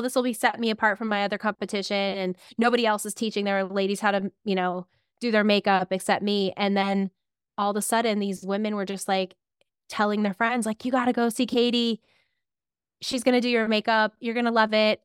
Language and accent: English; Clarion, Pennsylvania, United States; also born or lived in State College, Pennsylvania; I grew up in a little town called Clarion